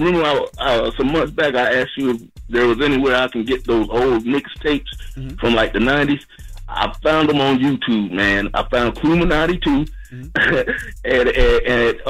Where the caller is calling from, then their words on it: North Carolina, United States; I'm calling from North Carolina.